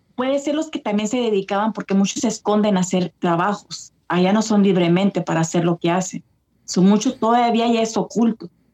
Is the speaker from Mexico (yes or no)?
no; California, United States; also born or lived in El Paso, Texas, United States; now in East Coast, United States; nací en El Paso, pero me quedé en California